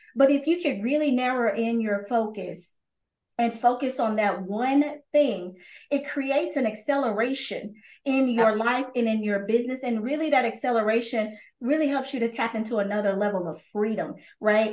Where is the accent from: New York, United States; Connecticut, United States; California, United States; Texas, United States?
Texas, United States; I'm from Texas